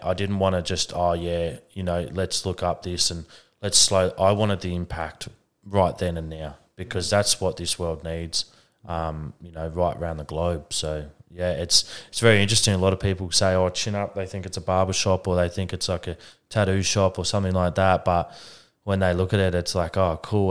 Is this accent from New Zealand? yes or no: no; Adelaide, South Australia, Australia; I'm from Adelaide